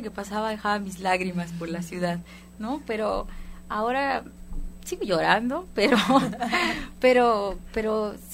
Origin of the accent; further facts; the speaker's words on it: Guatemala; Ahí yo soy de Guatemala